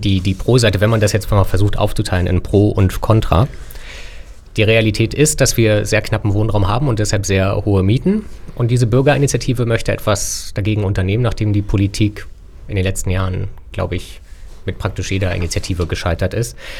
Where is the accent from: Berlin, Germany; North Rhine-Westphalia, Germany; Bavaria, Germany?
Berlin, Germany; wir sind drei gebürtige Berliner